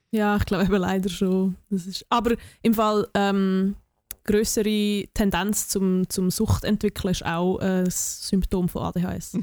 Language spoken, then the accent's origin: German; near Oberwil-Lieli, Aargau, Switzerland; Oberwil Lili ist, ist irgendwie so 10 Minuten von dort, wo ich herkomme